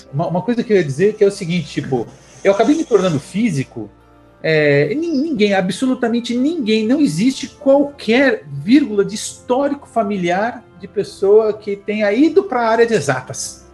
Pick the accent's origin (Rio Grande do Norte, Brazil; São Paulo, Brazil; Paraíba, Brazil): São Paulo, Brazil; Taboão da Serra; nasci em São Paulo, mas passei toda a infância em Taboão da Serra